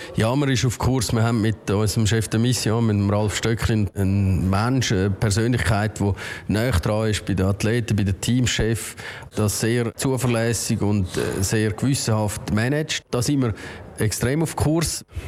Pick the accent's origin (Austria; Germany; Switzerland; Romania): Switzerland